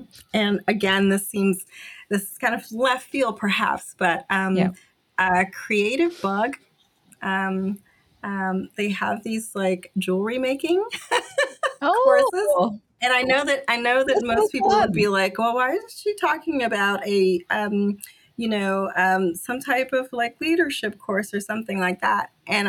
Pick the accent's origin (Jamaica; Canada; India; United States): Jamaica; But I'm originally from Jamaica, and my dad is like, experienced so much hardship